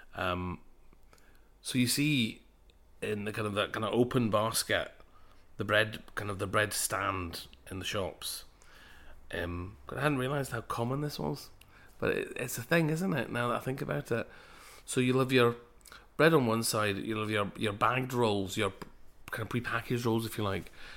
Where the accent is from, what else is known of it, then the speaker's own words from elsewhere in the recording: Glasgow, Scotland, United Kingdom; I'm a Glaswegian of Punjabi heritage